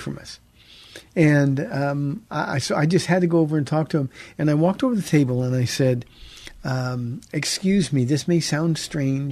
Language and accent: English; Pomona, California, United States; moved away as an adult; now in San Antonio, United States; we've been here almost 28 years, but we came from Southern California. And he said, where? And I said, Pomona.